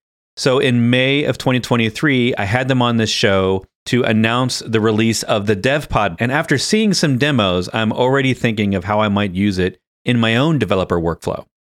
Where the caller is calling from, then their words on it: Virginia, United States; I'm in Virginia, so we're east to west this time in North America.